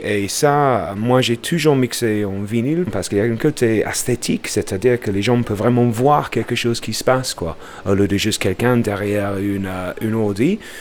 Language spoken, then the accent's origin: French; Bradford, Yorkshire and the Humber, United Kingdom; French is a second language; moved away as an adult; now in Lyon, France; je viens de Bradford, euh, dans le nord de l'Angleterre